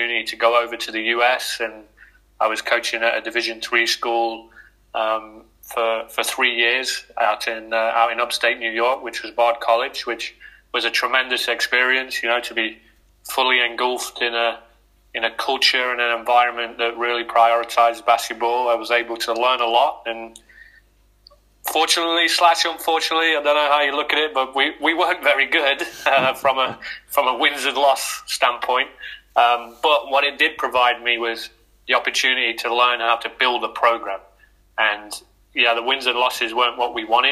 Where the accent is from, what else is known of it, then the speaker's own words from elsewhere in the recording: Loughborough, East Midlands, United Kingdom; I'm originally from Loughborough. So, born and raised here.